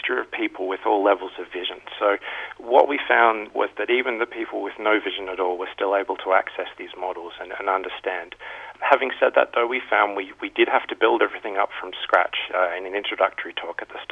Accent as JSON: {"language": "English", "country": "Australia", "moved": "yes", "said": "I'm from Australia originally"}